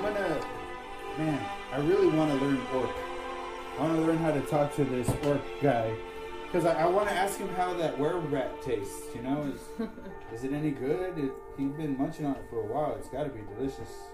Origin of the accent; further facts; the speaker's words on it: San Antonio, Texas, United States; I'm from San Antonio.